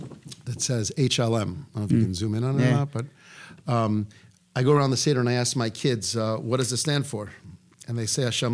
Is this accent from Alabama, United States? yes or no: no; Florida, United States; I'm from Florida